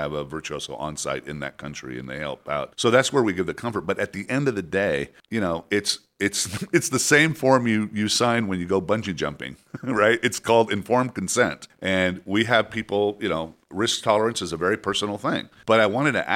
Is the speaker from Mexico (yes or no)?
yes; Mexico City, Mexico; I was born in Mexico City.